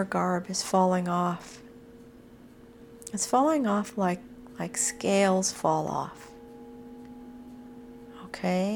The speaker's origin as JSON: {"language": "English", "town": "Butte", "region": "Montana", "country": "United States", "said": "I'm from Butte"}